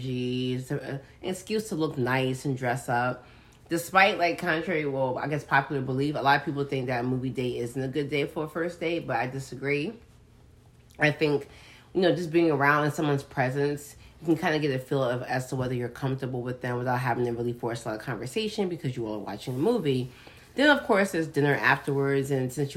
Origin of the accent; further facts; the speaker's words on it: New York, United States; I'm from New York